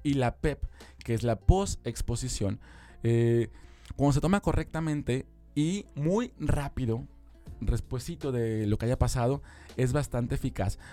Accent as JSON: {"language": "Spanish", "country": "Mexico", "said": "como mexicanos"}